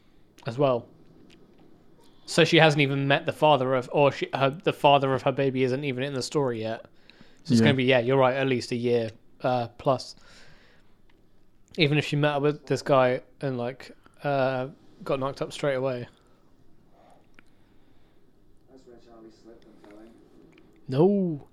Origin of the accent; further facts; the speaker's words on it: Manchester, North West England, United Kingdom; I'm from Manchester.